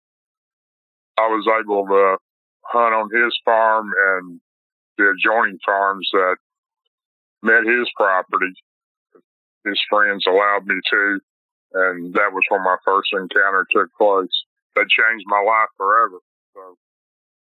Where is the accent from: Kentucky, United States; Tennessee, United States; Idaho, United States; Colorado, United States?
Tennessee, United States; Robertson County; I'm from Robertson County, Tennessee.